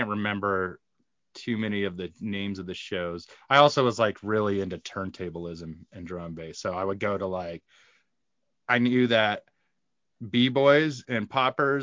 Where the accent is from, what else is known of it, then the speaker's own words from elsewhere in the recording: Lake Havasu City, Arizona, United States; There's five ravers where I grew up in Lake Havasu City